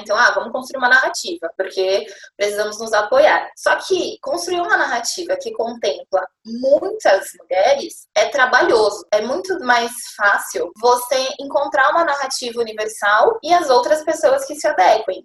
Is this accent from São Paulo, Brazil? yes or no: yes; São Paulo, Brazil; moro aqui em São Paulo, desde sempre